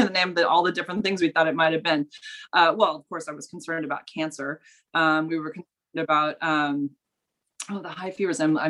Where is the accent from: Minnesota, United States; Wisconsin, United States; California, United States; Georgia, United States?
California, United States; I grew up in California. I've always lived here